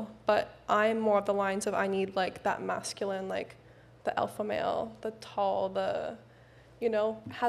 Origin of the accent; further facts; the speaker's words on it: Canada; moved away; I'm Canadian, so in Canada, we're pretty much neutral with a lot of things.